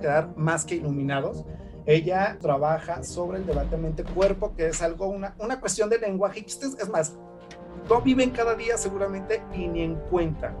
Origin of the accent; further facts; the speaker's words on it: Zacatecas, Mexico; historiador zacatecano